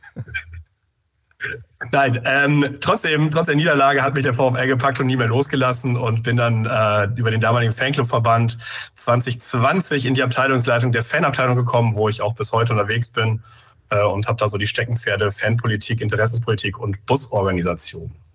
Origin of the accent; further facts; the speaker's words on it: Bersenbrück, Lower Saxony, Germany; now in Cologne, Germany; ich in Bersenbrück aufgewachsen bin